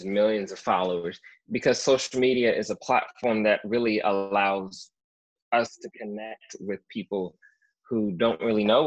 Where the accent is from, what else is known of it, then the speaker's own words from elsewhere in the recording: United States; now in California, United States; I was born in the United States